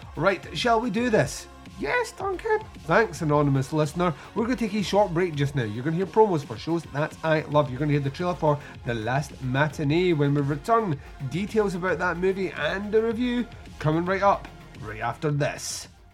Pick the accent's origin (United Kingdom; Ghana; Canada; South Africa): United Kingdom; Scotland; accent: Scottish; we're Scottish and slurred speech with a Scottish accent